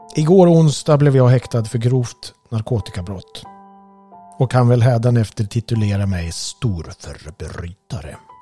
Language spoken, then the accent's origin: Swedish; Gävle, Gävleborg County, Sweden; Vi växte upp på Kuppolsvägen